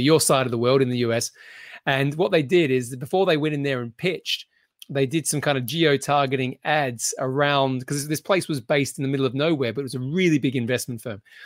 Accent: Australia; now in United Kingdom; being an Australian who lives in the U K

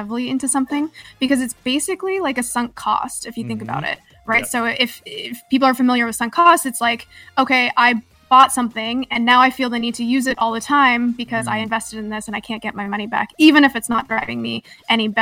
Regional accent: Canada; now in California, United States; I'm from Canada originally.

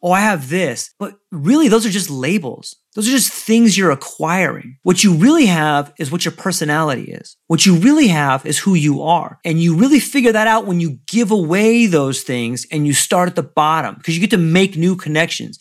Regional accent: San Diego, California, United States; moved away as an adult; also born or lived in Hawaii; I come from, I was born in San Diego

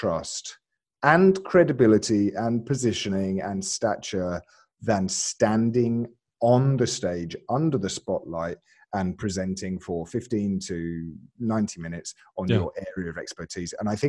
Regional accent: Alabama, United States; born there; So, I was born in Alabama.

